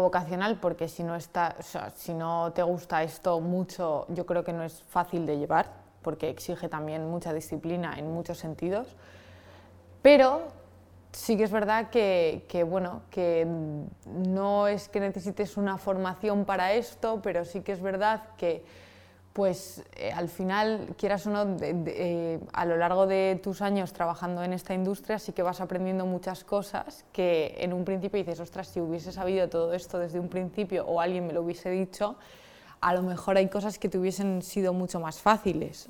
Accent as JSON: {"language": "Spanish", "country": "Spain", "said": "poder trabajar aquí en España, en mi país"}